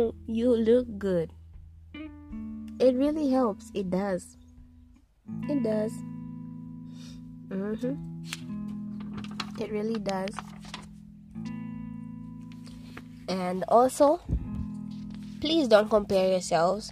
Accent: Zambia; I'm from Zambia

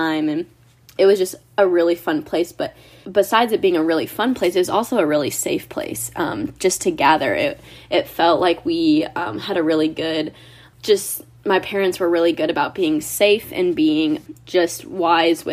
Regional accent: Ohio, United States; I've lived in the same house for 22 years, and it was a great place to grow up. I'm from Ohio.

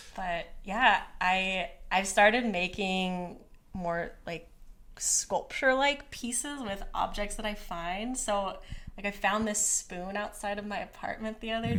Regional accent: Conway, Missouri, United States; I grew up in a town called Conway, Missouri

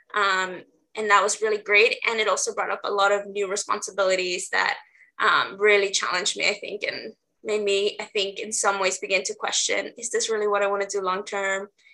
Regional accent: Los Angeles, California, United States; moved away as an adult; now in Portland, United States; I'm originally from LA. So, I grew up in South LA.

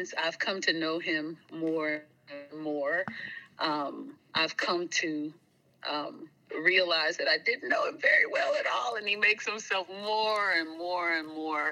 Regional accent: Greensboro, North Carolina, United States; moved away; also born or lived in East Texas; I grew up in Greensboro, North Carolina

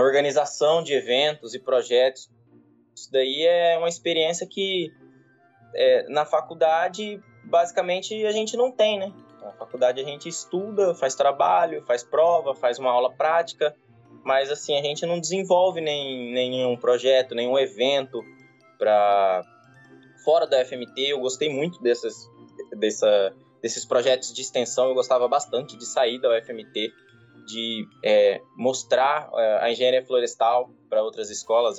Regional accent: Brazil; sou de Vargas da Grande

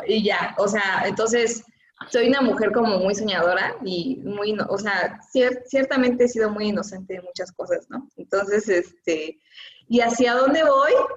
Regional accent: Oaxaca, Mexico; yo soy de la ciudad de Oaxaca, y soy como orgullosa oaxaqueña

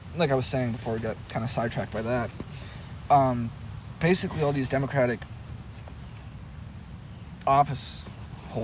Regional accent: United States; as an American

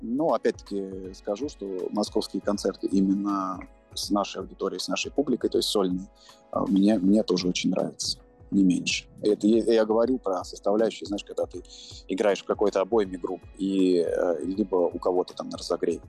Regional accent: Moscow, Russia; я родился в Москве

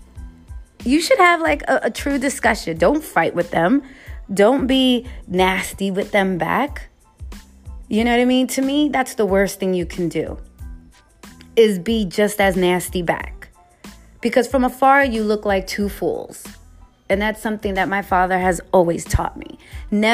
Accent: New York City, New York, United States; now in West Coast, United States; being a New Yorker from the Bronx

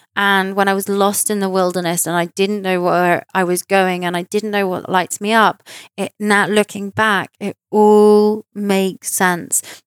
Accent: United Kingdom; in London, in my home country

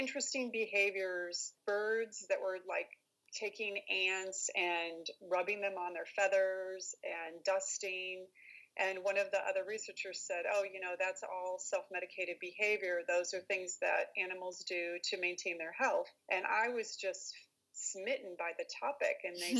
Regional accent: Iowa, United States; also born or lived in Texas; And I was born in Texas, but I've lived all over the place. So I spent my formative years in Iowa. So I often consider myself an Iowan. But when I'm here in Texas, I consider myself a Texan.

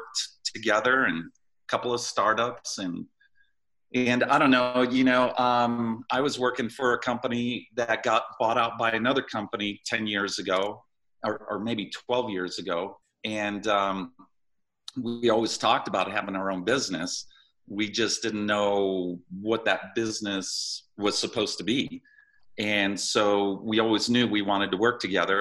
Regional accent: Boulder, Colorado, United States; also born or lived in California; I grew up in Boulder, went to Fairview University, Colorado.

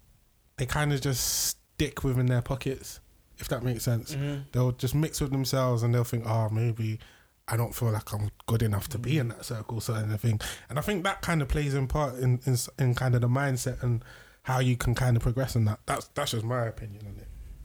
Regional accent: London, United Kingdom; growing up in London, being born and bred

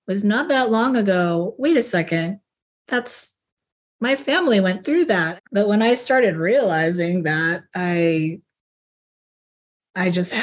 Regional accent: Seattle, Washington, United States; I was born and raised here in Seattle, on Coast Salish land

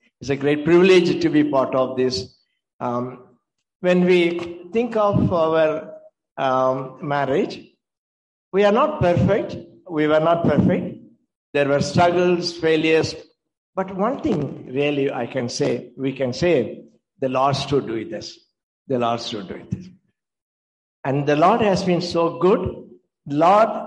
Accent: Tamil Nadu, India; moved away as an adult; now in North India; we came from South India. When we came, I was 31 years old

